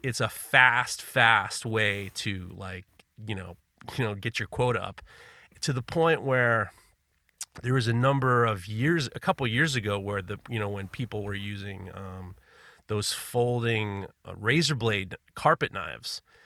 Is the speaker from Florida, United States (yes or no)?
no; New York City, New York, United States; I grew up in New York City